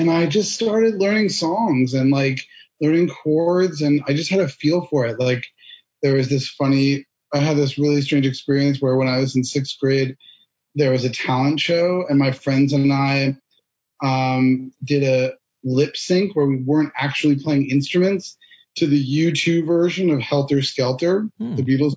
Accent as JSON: {"language": "English", "town": "Cambridge", "region": "Massachusetts", "country": "United States", "tie": "born or raised there", "said": "I was born and raised in Boston, actually specifically in Cambridge, Massachusetts"}